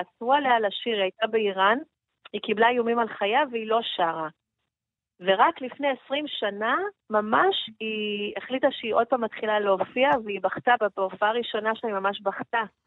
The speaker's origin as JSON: {"language": "Hebrew", "country": "Israel", "said": "אני מישראל"}